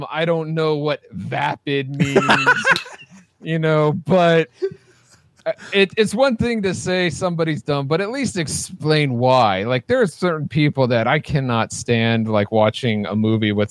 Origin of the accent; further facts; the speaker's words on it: Ireland; By the way, in case you haven't figured it out, I'm Irish.